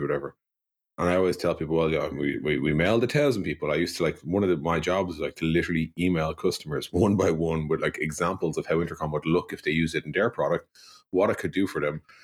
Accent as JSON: {"language": "English", "town": "Dublin", "region": "Leinster", "country": "Ireland", "tie": "born or raised there", "said": "I grew up in Dublin in the nineteen eighties"}